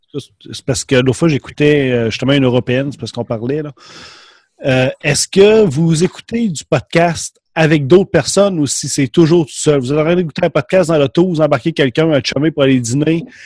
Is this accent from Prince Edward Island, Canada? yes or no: no; Quebec, Canada; accent: Québécois